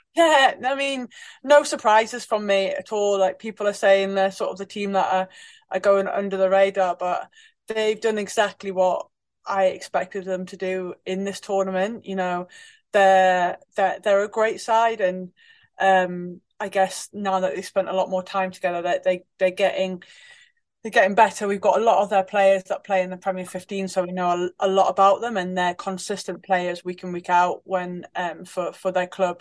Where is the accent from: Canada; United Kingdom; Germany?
United Kingdom; Newcastle upon Tyne, North East England; growing up in Newcastle as a kid